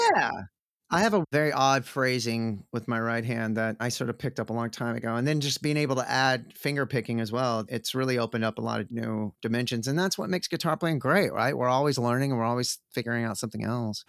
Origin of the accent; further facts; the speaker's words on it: Sherman, Texas, United States; now in Austin, United States; born and raised in Texas like I am, I am from a shitty, terrible little shit splat, awful, conservative, racist Republican town